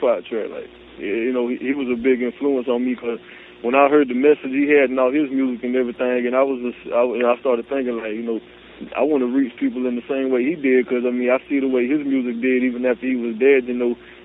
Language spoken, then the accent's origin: English; Claxton, Georgia, United States; I'm from Georgia